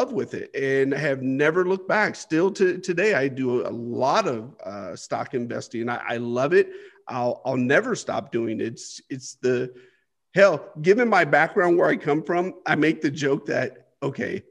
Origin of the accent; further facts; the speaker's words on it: United States; I grew up poor here in the United States on the welfare system